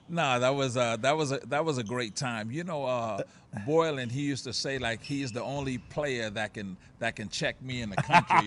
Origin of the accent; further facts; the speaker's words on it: New York City, New York, United States; also born or lived in Puerto Rico; I grew up in Harlem, just a couple of blocks from the Rucker Park